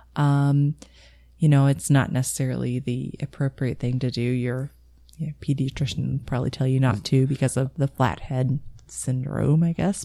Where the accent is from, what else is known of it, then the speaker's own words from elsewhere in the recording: Louisville, Kentucky, United States; near where I grew up in Louisville